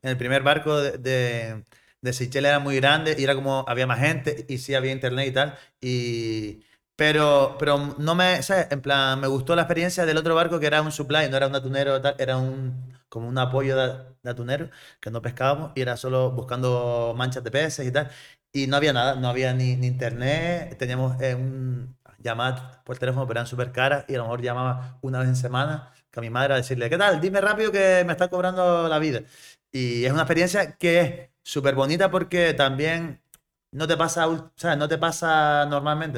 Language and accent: Spanish; south of Gran Canaria, Canary Islands, Spain; also born or lived in Arguineguín / Cádiz; yo soy un chaval de, del sur de Gran Canaria, eh, me crié en Arguineguín y, y después a los diez añitos me fui para Puerto Rico, zona turística